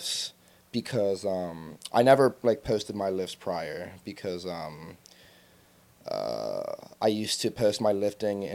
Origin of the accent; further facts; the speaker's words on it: United States; I grew up in Westchester